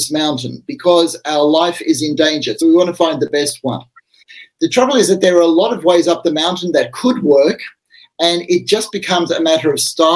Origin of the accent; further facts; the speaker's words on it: Australia; I'm an Australian.